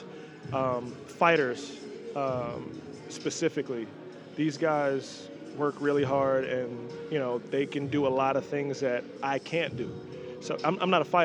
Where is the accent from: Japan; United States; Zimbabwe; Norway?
United States; Dallas, Texas; also born or lived in New York; I grew up in Dallas, Texas, and by way of New York